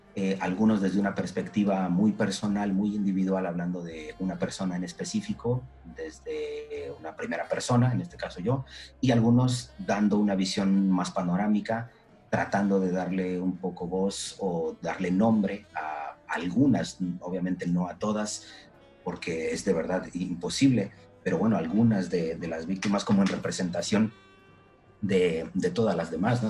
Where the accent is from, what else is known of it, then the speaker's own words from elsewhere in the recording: Mexico; moved away as an adult; now in Poland; en el extranjero que soy de México